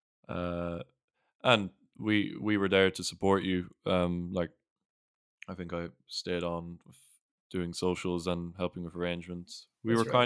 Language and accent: English; Sligo, Connacht, Ireland; In my hometown